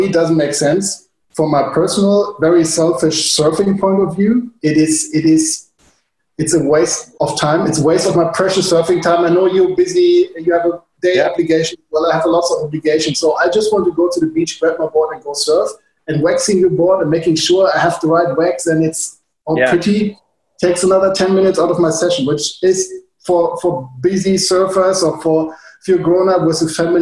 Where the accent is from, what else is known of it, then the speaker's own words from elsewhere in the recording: Hamburg, Germany; English is a second language; moved away as an adult; now in Ericeira, Portugal; Originally, I'm from Germany.